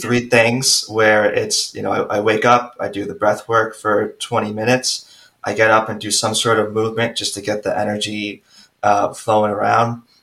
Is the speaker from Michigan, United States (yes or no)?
no; Long Island, New York, United States; also born or lived in Queens, New York; So my wife and I actually moved back to Long Island. So we, we grew up in Long Island.